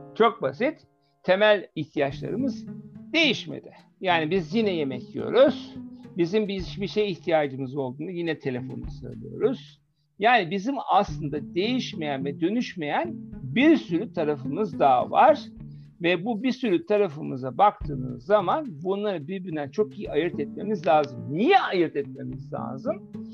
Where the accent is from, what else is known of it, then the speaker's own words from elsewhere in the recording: Germany; moved away; Almanya'da yetiştim.